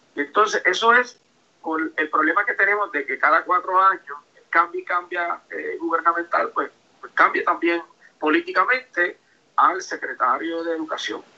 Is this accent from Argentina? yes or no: no; Moca, Puerto Rico; en mi pueblo de Moca